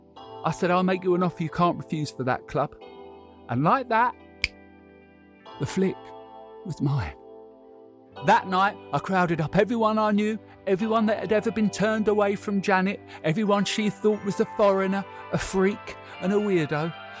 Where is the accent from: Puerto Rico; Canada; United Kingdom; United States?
United Kingdom; Canvey Island, East of England; Growing up in Canvey in the 70s was ever so boring.